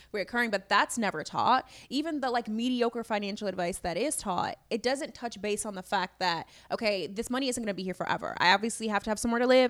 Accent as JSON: {"language": "English", "town": "Chicago", "region": "Illinois", "country": "United States", "tie": "born or raised there", "said": "I'm from Chicago, born and raised"}